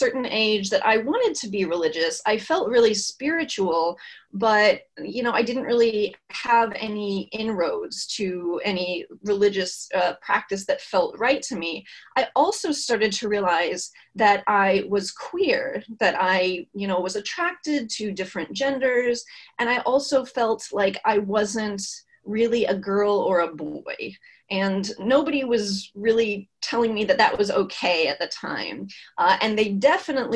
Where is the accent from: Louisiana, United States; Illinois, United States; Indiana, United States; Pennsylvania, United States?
Indiana, United States; now in Massachusetts, United States; I was born in Indiana, which is in the Midwest, as you probably know, and it's a more conservative area than Massachusetts. And I was born in the 80s. And when I grew up, I was in a very conservative area